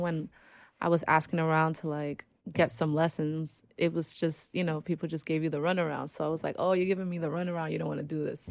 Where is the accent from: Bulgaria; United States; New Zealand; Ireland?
United States; New York; I am originally from New York, born and raised Washington Heights